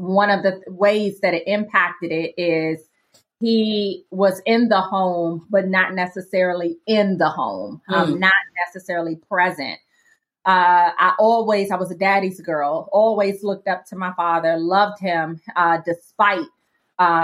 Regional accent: Washington, District of Columbia, United States; But I grew up in Washington, D.C., didn't grow up in a Christian home.

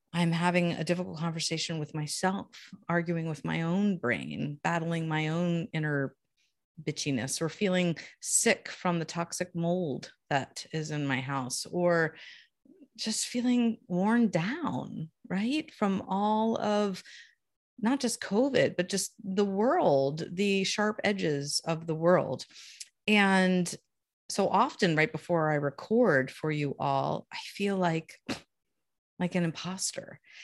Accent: Columbia, Maryland, United States; now in Maine, United States; I grew up in Baltimore, D C area, Columbia, Maryland, to be exact

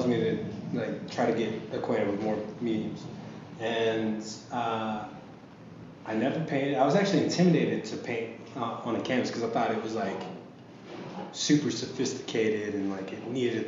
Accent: Tulsa, Oklahoma, United States; moved away; my hometown, Tulsa

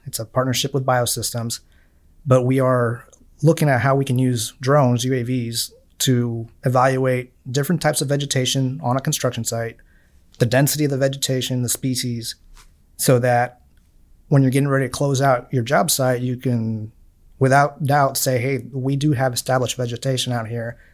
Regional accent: Miami, Florida, United States; moved away

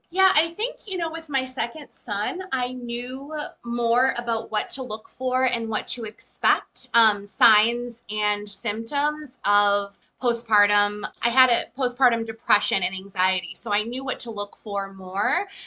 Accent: Methuen, Massachusetts, United States; I live in USA, so I'm from Methuen, Massachusetts, and I live here with my husband

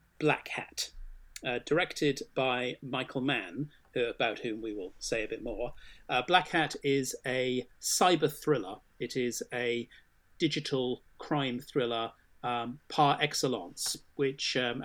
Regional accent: Swindon, South West England, United Kingdom; I grew up, I was born in Swindon

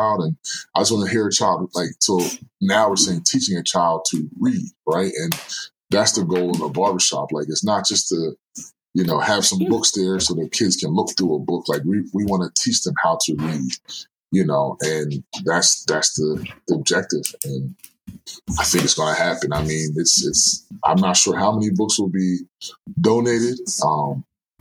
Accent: Norristown, Pennsylvania, United States; moved away; my hometown is about 15, 20 minutes away

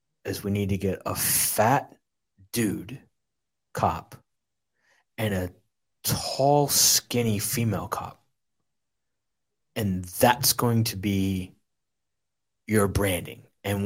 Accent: rural Tennessee, United States; born or raised there

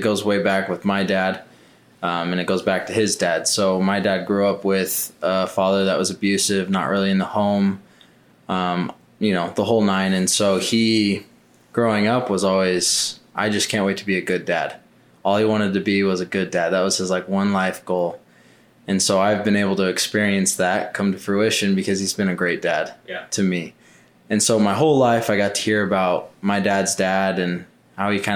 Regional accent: Mesa, Arizona, United States; So I was born and raised in Mesa, Arizona. Lived here pretty much my whole life.

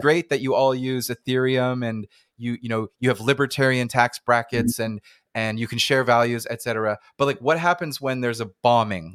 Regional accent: Canada; accent: North American; I'm I'm Canadian

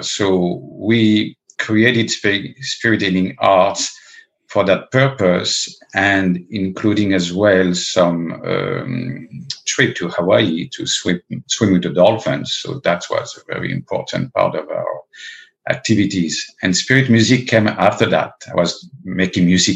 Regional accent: Paris, Île-de-France, France; also born or lived in the Alps; I was originally born and raised in Paris

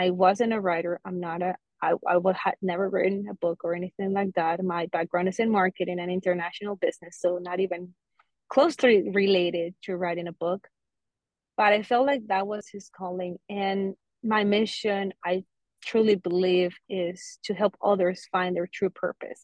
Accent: Colombia; now in Fort Lauderdale, United States; I'm originally from Colombia, and I'm currently living in South Florida, in Fort Lauderdale.

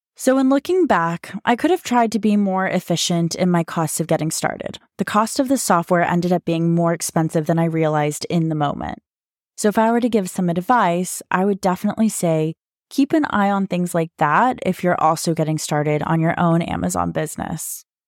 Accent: United States; moved away as an adult; now in Dubai, United Arab Emirates; I'm American, but currently living in Dubai

